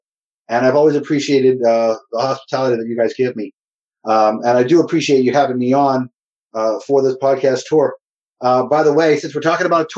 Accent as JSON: {"language": "English", "town": "New York", "region": "Northeast", "country": "United States", "also_born_or_lived": "Boston / New Jersey", "said": "I'm from the Northeast. I'm from New York and Boston and New Jersey."}